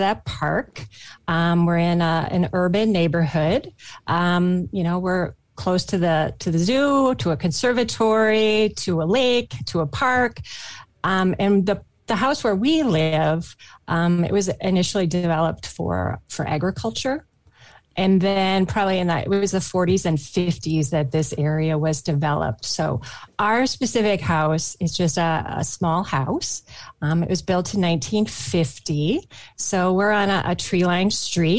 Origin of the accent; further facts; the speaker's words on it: Minnesota, United States; I grew up in Minnesota